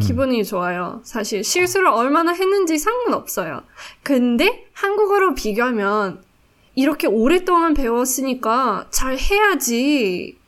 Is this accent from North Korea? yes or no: no; South Africa; Korean is a second language; now in Singapore; 100% 남아공 사람